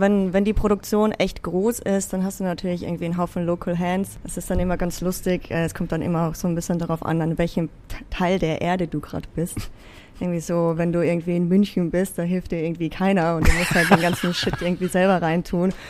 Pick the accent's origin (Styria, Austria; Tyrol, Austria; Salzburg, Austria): Salzburg, Austria; Zell am See; moved away as an adult; also born or lived in Vienna; bin ja in Österreich, also in einem kleinen, beschaulichen Bergdorf geboren und aufgewachsen